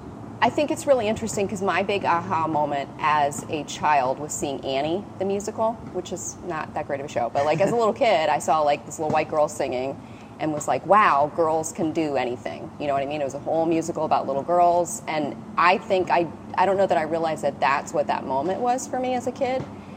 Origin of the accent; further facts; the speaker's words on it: Cincinnati, Ohio, United States; I'm from Cincinnati, Ohio.